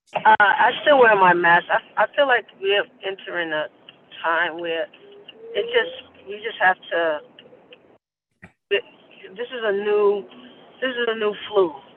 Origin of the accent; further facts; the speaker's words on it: New York City, New York, United States; live in Queens and I am from Queens, born and raised